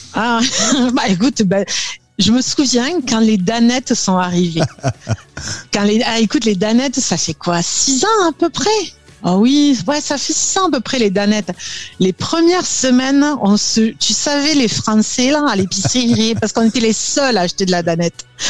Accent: south of France, France; moved away as an adult; now in Montreal, Canada; je suis originaire du sud de la France

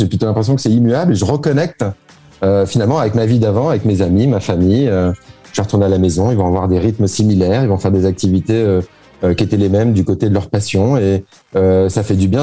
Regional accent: France; moved away as an adult; now in Dubai, United Arab Emirates; je suis né en France. Euh, euh, je suis d'origine française.

